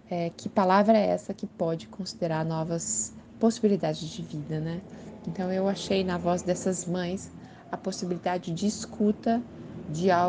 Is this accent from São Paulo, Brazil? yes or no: no; Curitiba, Paraná, Brazil; Sou de Curitiba, moro em Curitiba nesse momento. Tive algumas passagens por outras cidades brasileiras, por outras cidades em outros países, mas acabo sempre voltando